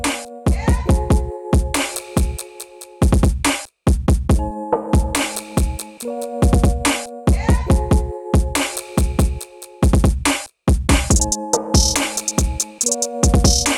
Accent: Canada; I'm Canadian

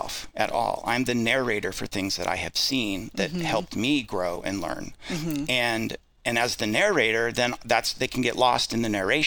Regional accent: Idaho, United States; I'm from Idaho

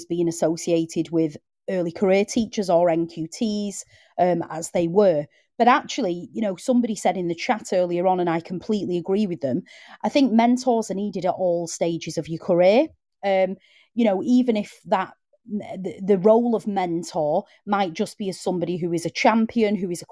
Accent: the north of England, United Kingdom; accent: Northern; I needed elocution lessons because of my Northern accent

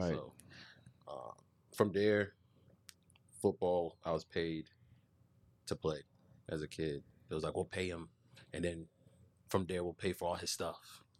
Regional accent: Fort Lauderdale, Florida, United States; moved away; Born in Fort Lauderdale, Florida. Lived all over Broward, Pompano, Margate, Cold Springs. Growing up as a kid. Left for Boston.

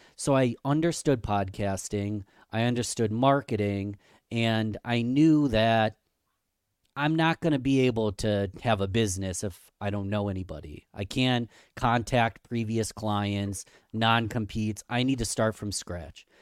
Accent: Rochester, New York, United States; Rochester, New York, my hometown, Rochester, New York

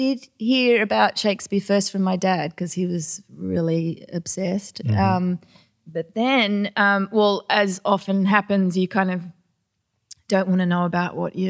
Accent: Australia; accent: Australian; I was like really over-accentuating my Australian accent to the point where I find it painful to listen to.

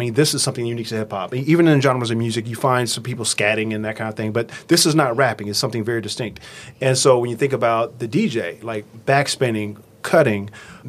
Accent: Los Angeles, California, United States; I grew up in Los Angeles

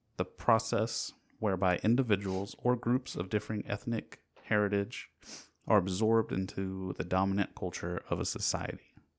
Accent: United States

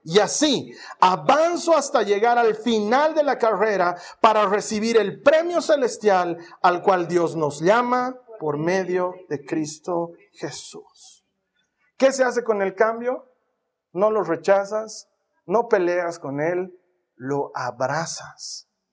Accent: Bolivia; moved away; lo lindo que era la vida en Bolivia

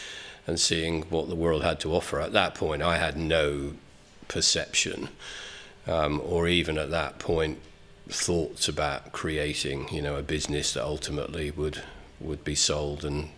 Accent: Penzance, South West England, United Kingdom; moved away as an adult; also born or lived in London; born and bred in Penzance.

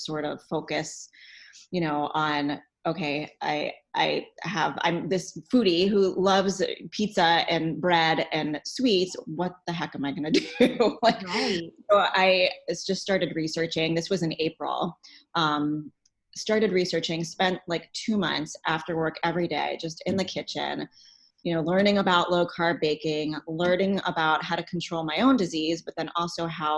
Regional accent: New York City, New York, United States; moved away as an adult; now in Cincinnati, United States; I am from New York City originally. I moved here to go to CCM, which is the Conservatory of Music here in Cincinnati.

